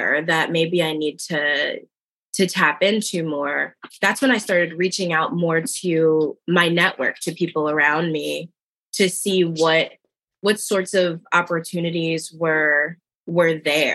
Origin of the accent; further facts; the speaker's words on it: New Jersey, United States; now in Philadelphia, United States; I was born and raised in South Jersey, small town in South Jersey, right outside of Philadelphia